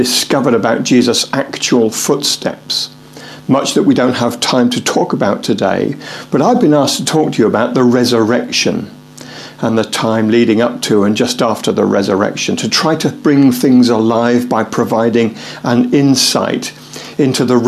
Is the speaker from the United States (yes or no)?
no; Tadley, South East England, United Kingdom; now in Basingstoke, United Kingdom; I grew up in Tadley. I actually spent the first 20 years of my life there